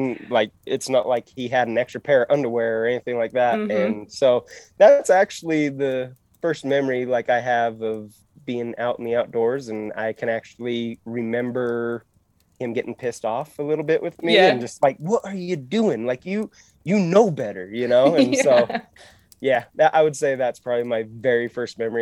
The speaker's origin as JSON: {"language": "English", "town": "West Jordan", "region": "Utah", "country": "United States", "tie": "born or raised there", "said": "I'm actually from West Jordan. I grew up in West Jordan"}